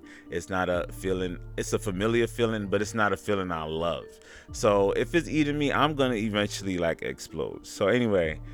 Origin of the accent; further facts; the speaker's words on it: New York City, New York, United States; I'm from Gowanus Projects.